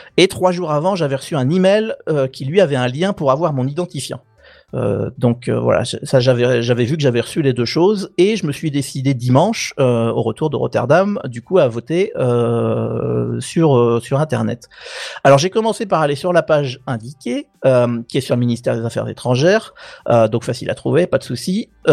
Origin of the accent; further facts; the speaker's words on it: France; moved away; je suis français, je suis citoyen français et uniquement français